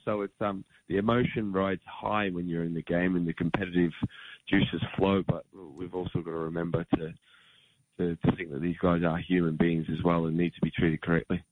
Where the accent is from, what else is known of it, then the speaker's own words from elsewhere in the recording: Australia; growing up in Australia